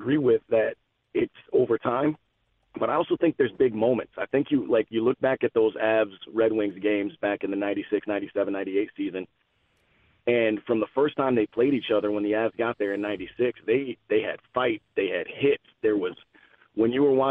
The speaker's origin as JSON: {"language": "English", "region": "Colorado", "country": "United States", "tie": "born or raised there", "also_born_or_lived": "Saginaw, Michigan", "moved": "yes", "lives_now": "Michigan, United States", "said": "I grew up in Colorado. I was born in Saginaw, but I grew up in Colorado."}